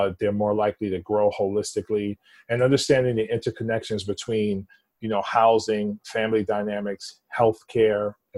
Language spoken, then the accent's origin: English; New York City, New York, United States; I was born and raised in the Upper East Side, East Harlem section of Manhattan